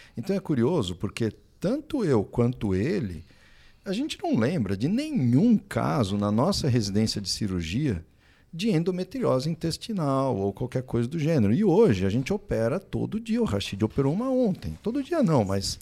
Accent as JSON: {"language": "Portuguese", "region": "São Paulo", "country": "Brazil", "moved": "as an adult", "lives_now": "São José dos Campos, Brazil", "said": "eu sou de São Paulo, nasci em São Paulo, fiz faculdade lá, na USP, residência também lá"}